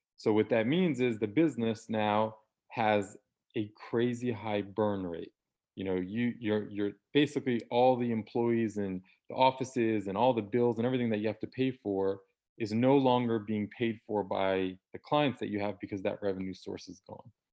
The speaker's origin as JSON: {"language": "English", "area": "DC area", "region": "Northern Virginia", "country": "United States", "tie": "born or raised there", "said": "born and raised in Northern Virginia, D C area"}